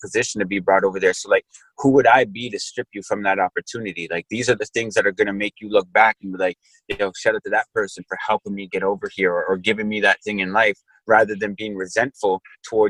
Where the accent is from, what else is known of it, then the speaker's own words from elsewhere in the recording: Canada; I'm Canadian